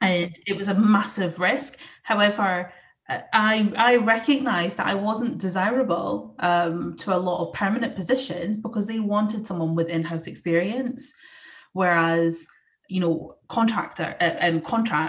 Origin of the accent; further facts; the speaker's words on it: Scotland, United Kingdom; I'm Scottish, and you know, we have that reputation of being quite passionate and also having foul language